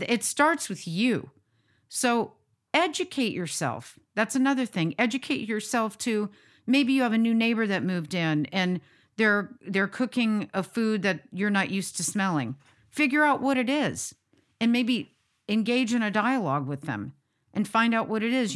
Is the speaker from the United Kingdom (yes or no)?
no; United States; being the American that I am